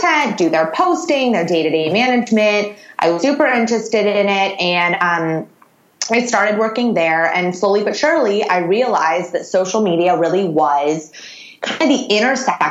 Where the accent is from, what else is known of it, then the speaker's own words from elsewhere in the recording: Los Angeles, California, United States; I'm from Los Angeles